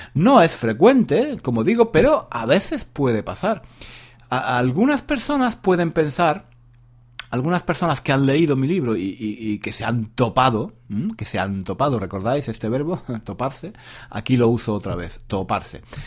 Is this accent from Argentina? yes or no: no; Spain; now in London, United Kingdom; yo también soy español, vivo en Londres